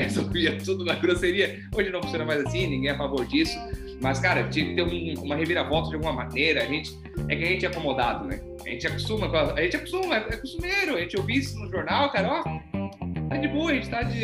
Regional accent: Brazil; A gente é brasileiro

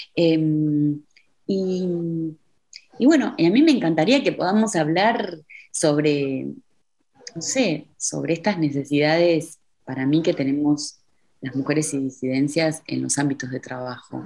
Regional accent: Argentina; moved away as an adult; now in Berlin, Germany; como argentina

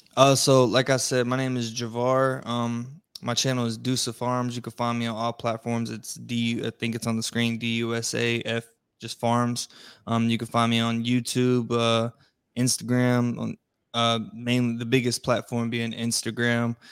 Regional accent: Florida, United States; now in East Coast, United States; I'm originally from Florida.

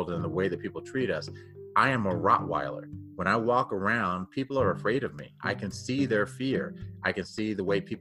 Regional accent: Texas, United States; moved away as an adult; now in Denver, United States; I grew up down in Texas, but I came here to Denver in 1991 to play for the Denver Broncos

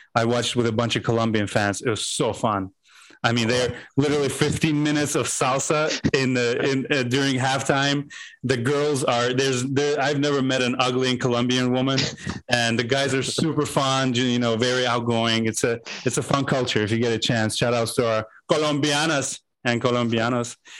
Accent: Azerbaijan; now in United States

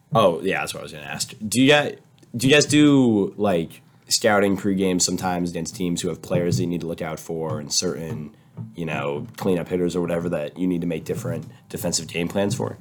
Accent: San Diego, California, United States; moved away; I'm from San Diego

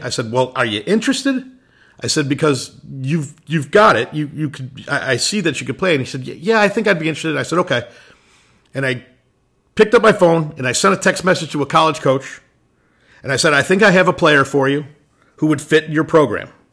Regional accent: Illinois, United States; moved away; I was originally from Illinois

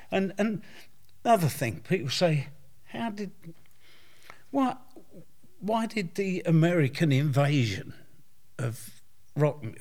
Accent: London, United Kingdom; also born or lived in Barking; I was born in Stepney. Yeah. And I uh, lived in Barking.

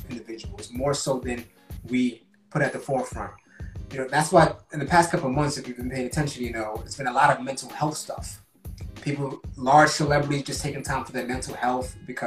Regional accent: Newark, New Jersey, United States; an African-American individual from born and raised in Newark, New Jersey, but also West African

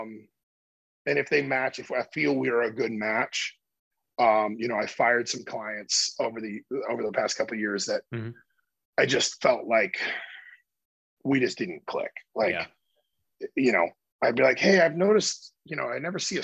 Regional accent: Iowa, United States; moved away; my hometown back in Iowa

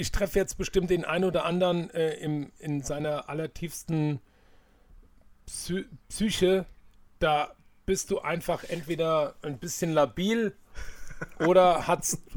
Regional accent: Hanau, Hesse, Germany; ich bin ja in der Hanauer Innenstadt groß geworden, für all die, die das nicht wissen.

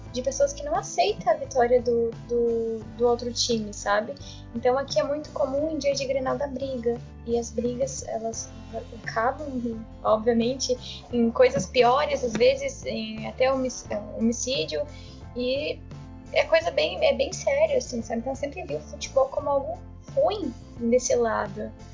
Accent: Uruguaiana, Rio Grande do Sul, Brazil; eu morando aqui no Rio Grande do Sul, morando em Uruguaiana desde sempre

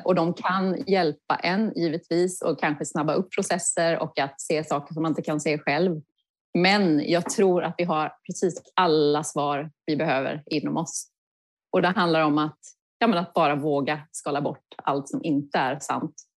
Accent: Kalmar County, Sweden; moved away; Jag är uppvuxen på Öland

